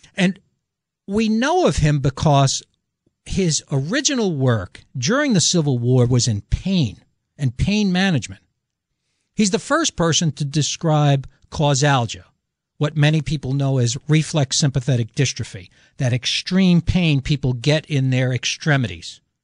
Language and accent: English; New York City, New York, United States; I'm an Italian from the Bronx